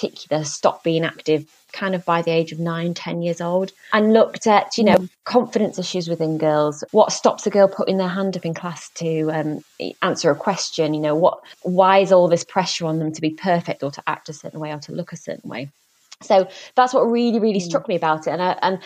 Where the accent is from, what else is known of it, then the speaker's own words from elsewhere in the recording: Leeds, Yorkshire and the Humber, United Kingdom; my hometown of Leeds